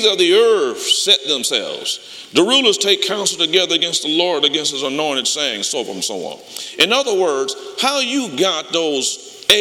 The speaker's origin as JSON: {"language": "English", "town": "Detroit", "region": "Michigan", "country": "United States", "said": "I'm from Detroit"}